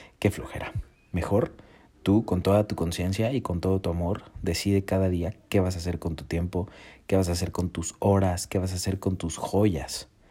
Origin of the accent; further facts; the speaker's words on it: Mexico; yo soy de México